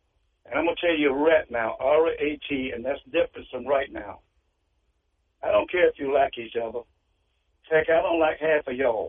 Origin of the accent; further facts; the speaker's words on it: North Carolina, United States; and I'm from North Carolina, and we say right now over right now